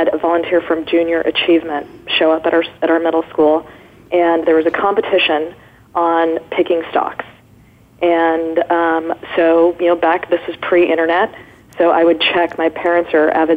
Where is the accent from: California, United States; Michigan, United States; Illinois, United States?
California, United States; Irvine; I grew up in Orange County